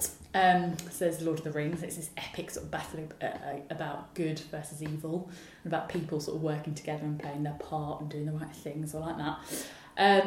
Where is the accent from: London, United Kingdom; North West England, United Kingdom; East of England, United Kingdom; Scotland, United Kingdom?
East of England, United Kingdom; Southend-on-Sea; I grew up in Southend-on-Sea, which is where I live now